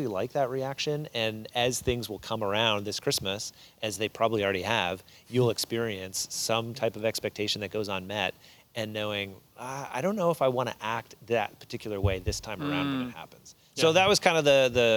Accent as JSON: {"language": "English", "town": "Moncton", "region": "New Brunswick", "country": "Canada", "tie": "born or raised there", "said": "I grew up here in Moncton and grew up at this church in particular."}